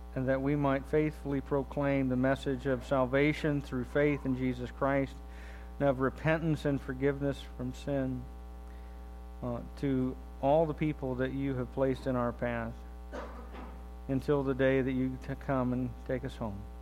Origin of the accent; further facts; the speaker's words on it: United States; my life growing up in the United States of America